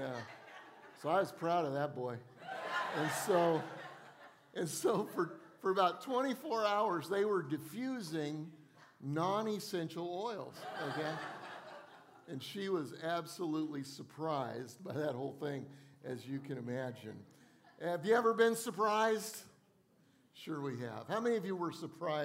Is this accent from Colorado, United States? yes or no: yes; Colorado, United States; now in Charleston, United States; I grew up in Colorado where we had all four seasons